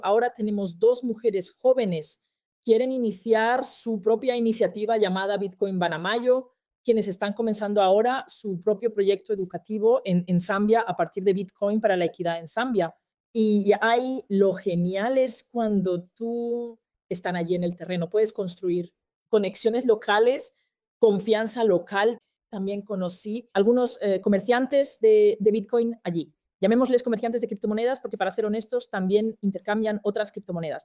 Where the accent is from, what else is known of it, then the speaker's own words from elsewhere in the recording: Austria; soy de Austria